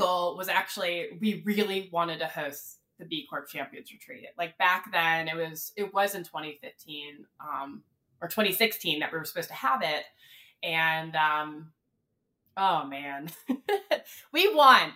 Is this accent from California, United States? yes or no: no; North Carolina, United States; I'm born and raised in the South. I'm from North Carolina